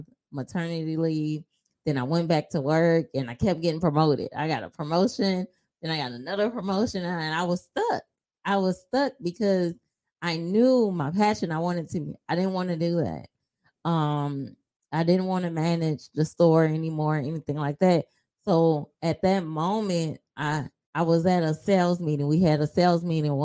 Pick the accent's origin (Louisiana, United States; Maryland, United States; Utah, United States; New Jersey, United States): Louisiana, United States; New Orleans; moved away as an adult; now in Houston, United States; I'm originally from New Orleans. I've been here for maybe about 6 years or so. And I am your reliable Houston real estate agent